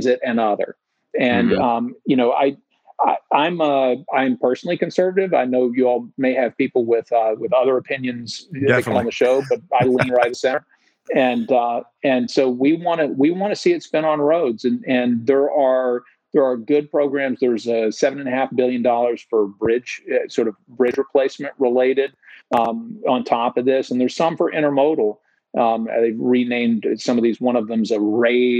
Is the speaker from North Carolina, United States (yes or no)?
no; Tennessee, United States; I was from Tennessee